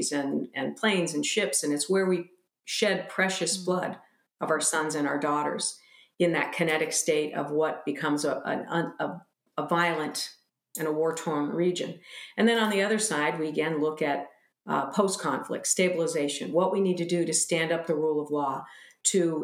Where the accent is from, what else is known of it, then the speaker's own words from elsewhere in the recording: United States; we American women